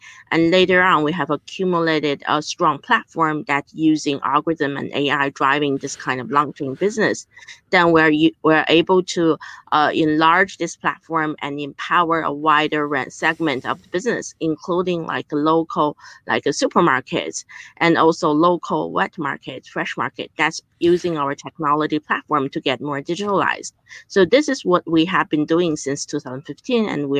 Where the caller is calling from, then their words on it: Beijing, China; I'm joining you from Beijing, so it's midnight here